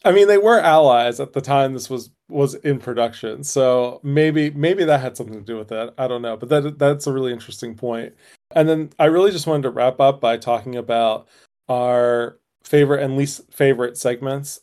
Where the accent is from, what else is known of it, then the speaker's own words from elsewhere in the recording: United States; as an American